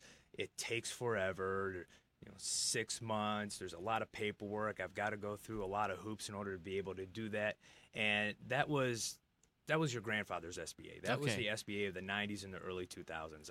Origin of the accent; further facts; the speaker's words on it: Michigan, United States; also born or lived in Los Angeles, California; I consider myself a native Michigander